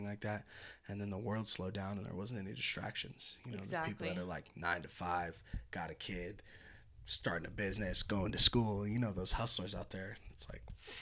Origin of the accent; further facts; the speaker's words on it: Petaluma, California, United States; moved away; I'm from the North Bay or Bay Area